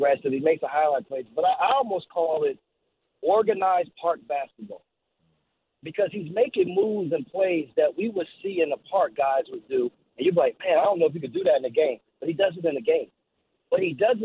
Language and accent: English; East Orange, New Jersey, United States; growing up in East Orange and then going to Seton Hall Prep